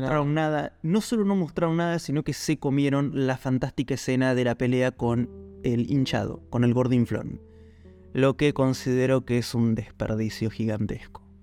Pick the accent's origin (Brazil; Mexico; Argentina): Argentina; nosotros somos argentinos